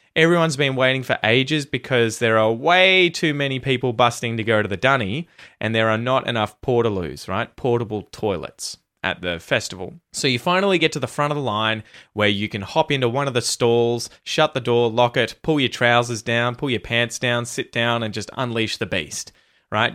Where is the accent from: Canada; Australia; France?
Australia; accent: Aussie; my Aussie accent